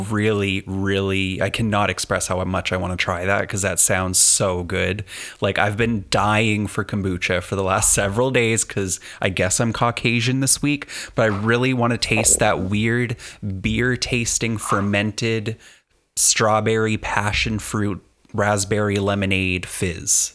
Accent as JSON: {"language": "English", "country": "Canada", "said": "I'm Canadian"}